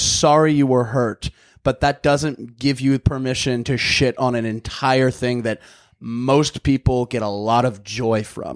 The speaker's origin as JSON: {"language": "English", "region": "Missouri", "country": "United States", "moved": "yes", "lives_now": "North Hollywood, United States", "said": "I'm from Missouri."}